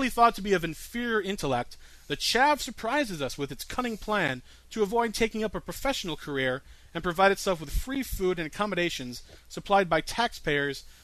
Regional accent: United States; I'm American

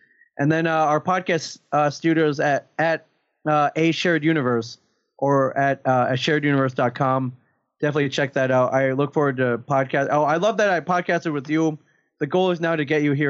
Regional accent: Michigan, United States; We're both from Michigan

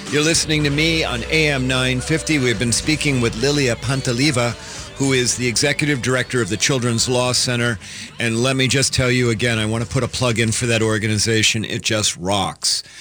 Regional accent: Moldova; English is a second language; moved away as an adult; now in United States; I was born and raised in Moldova. That's correct. And that's why we, we have a little bit of this beautiful accent

